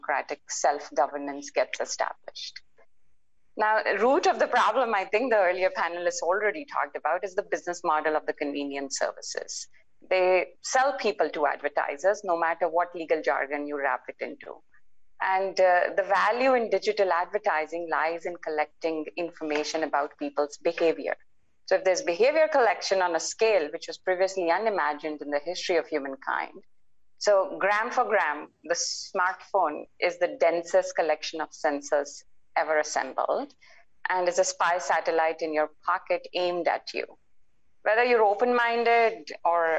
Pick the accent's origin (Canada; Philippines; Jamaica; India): India; also born or lived in United States; as an Indian